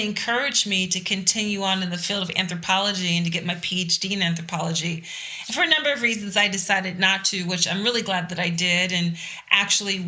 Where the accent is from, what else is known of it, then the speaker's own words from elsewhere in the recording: Philadelphia, Pennsylvania, United States; I am a resident of Philadelphia, which is also the city where I was born and raised